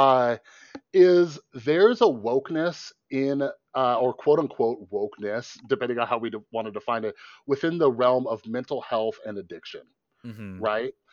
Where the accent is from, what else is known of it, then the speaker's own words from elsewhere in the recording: Las Vegas, Nevada, United States; I grew up in Vegas.